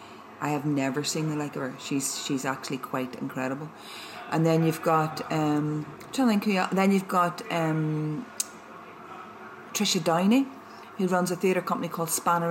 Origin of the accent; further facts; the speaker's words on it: Belfast, Northern Ireland, United Kingdom; I grew up in Belfast and I was born in 1966 before the Troubles started.